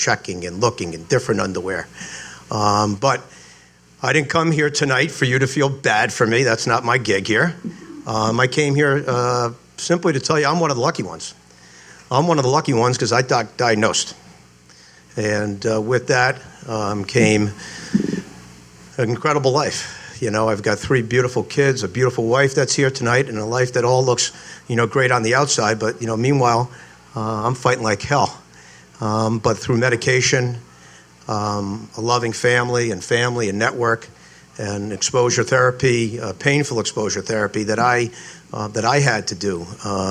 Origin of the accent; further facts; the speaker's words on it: Providence, Rhode Island, United States; also born or lived in Ohio State; I grew up here in Providence, went to school at Moses Brown, right around the corner